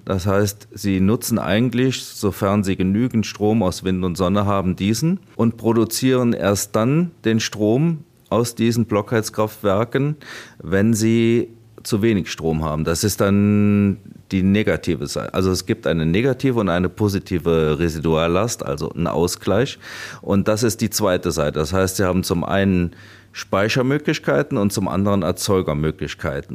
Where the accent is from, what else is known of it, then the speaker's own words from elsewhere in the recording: Trier, Rhineland-Palatinate, Germany; Ich komme aus der Region, ich habe meine Familie und meine Freunde in der Region